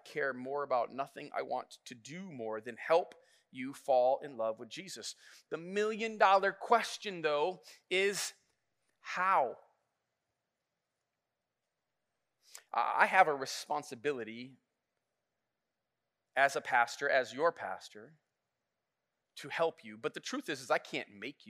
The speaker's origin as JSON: {"language": "English", "town": "Flint", "region": "Michigan", "country": "United States", "tie": "born or raised there", "said": "I grew up in Flint"}